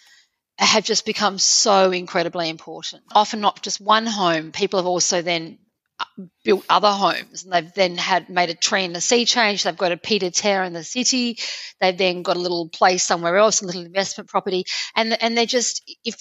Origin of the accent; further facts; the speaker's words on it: Australia; moved away as an adult; also born or lived in Paris, France; my husband and I, both being Australian